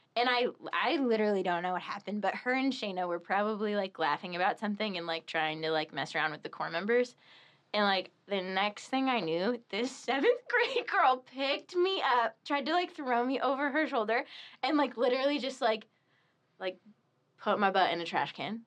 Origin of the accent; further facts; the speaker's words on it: Torrington, Connecticut, United States; now in Steubenville, United States; the town I grew up in in Connecticut, Torrington, is like it's like double the size of Steubenville